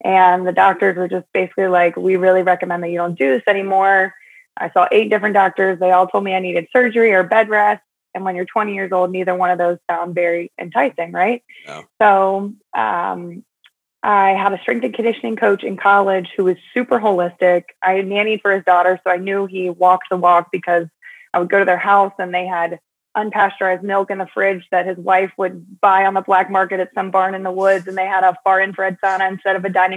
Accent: Huntersville, North Carolina, United States; I'm actually from Huntersville. I think me and three other people are actually from Huntersville, but yes, I was born and raised here

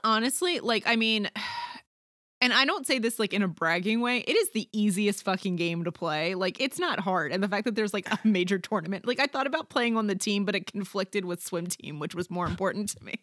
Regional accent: Maryland, United States; I grew up in Maryland where lacrosse is really big

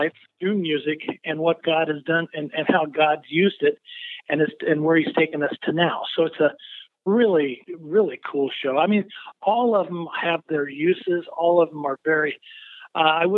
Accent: Mount Pulaski, Illinois, United States; I grew up in a little town called Mount Pulaski, Illinois

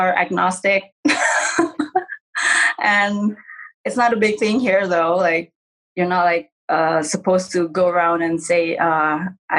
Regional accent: Jakarta, Indonesia; also born or lived in Tangerang; I was born and raised in Jakarta, the capital of Indonesia.

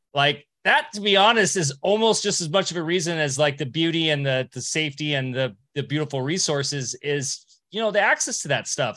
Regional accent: Huntington Beach, California, United States; I grew up in Orange County, California, like Beach City, Huntington Beach

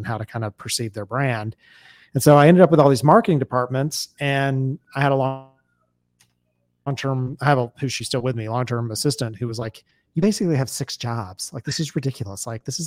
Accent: Atlanta, Georgia, United States; I'm from Atlanta

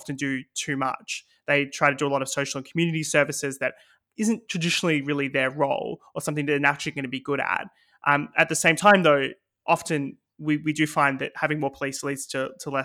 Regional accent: Australia; now in United Kingdom; my home country in Australia

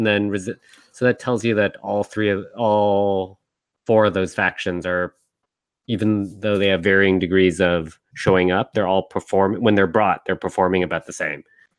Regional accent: Texas, United States; So just as a Texan, Chewbacca.

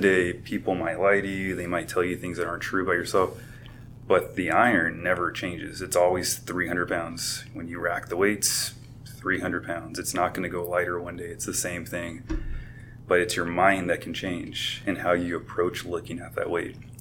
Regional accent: Covina, California, United States; I grew up in the Covina, San Dimas area

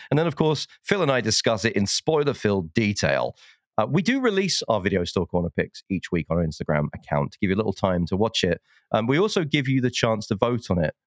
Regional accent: United Kingdom; being a Brit

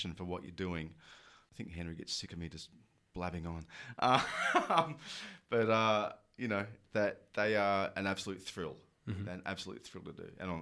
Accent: Australia; I'm Australian

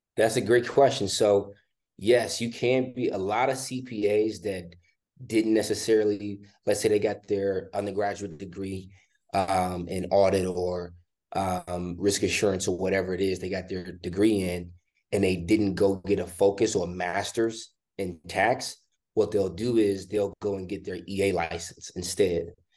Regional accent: Chicago, Illinois, United States; born and raised in Chicago, Illinois

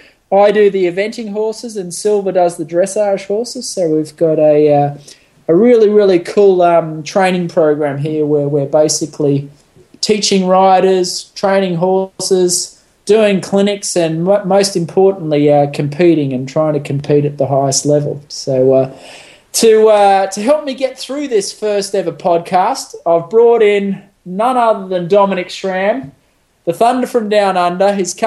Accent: Sydney, New South Wales, Australia; moved away as an adult; now in Cochranville, United States; I'm originally from Sydney, Australia. Moved over here to America in about 2007 and got a job for Philip Dutton as his sort of right-hand man. I live here in Unionville, Pennsylvania, or actually Cochranville, Pennsylvania, a couple miles down the road from Unionville.

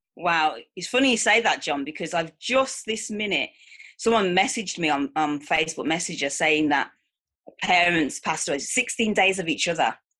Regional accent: Manchester, North West England, United Kingdom; I'm from Manchester, England

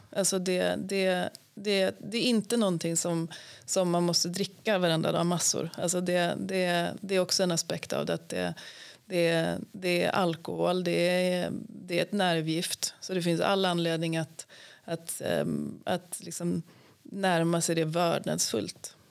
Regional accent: Sweden; vi svenskar

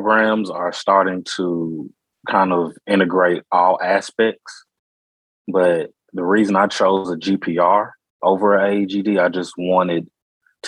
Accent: Memphis, Tennessee, United States; I'm originally from Memphis, Tennessee

